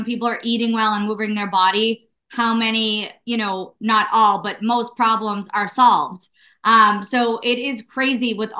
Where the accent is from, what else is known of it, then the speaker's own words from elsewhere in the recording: Malden, Massachusetts, United States; also born or lived in Salem, Massachusetts; I grew up in Malden, Massachusetts, right north of the city